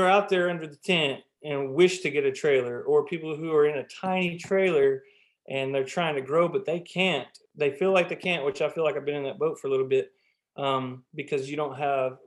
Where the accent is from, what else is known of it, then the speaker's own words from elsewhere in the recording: Lubbock, Texas, United States; I was born and raised in Lubbock.